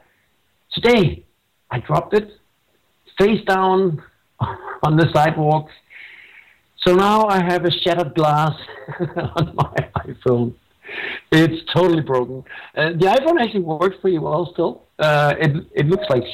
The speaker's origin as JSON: {"language": "English", "country": "Denmark"}